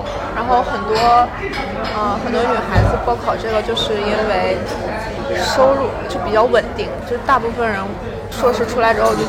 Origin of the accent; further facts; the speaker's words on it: Liaoning, China; 我是辽宁人。